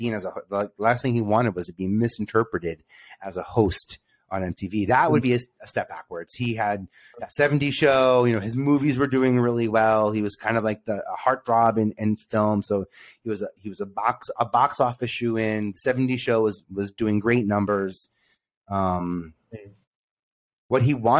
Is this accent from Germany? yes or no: no; New York City, New York, United States; I come from Staten Island.